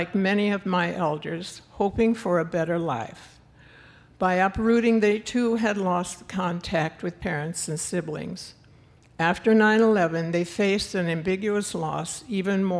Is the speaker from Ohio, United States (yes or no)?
no; New Glarus, Wisconsin, United States; moved away; I was born and raised in New Glarus, Wisconsin